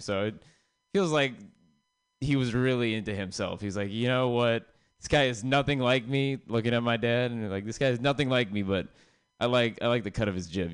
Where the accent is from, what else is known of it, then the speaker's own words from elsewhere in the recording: San Jose, California, United States; now in Oakland, United States; I'm from San Jose, um, which means like growing up, I heard the N word a lot, and then uh, when I moved to Oakland